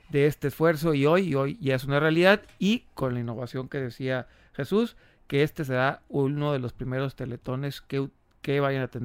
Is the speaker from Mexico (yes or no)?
yes; Mexico; me congratulo yo como mexicano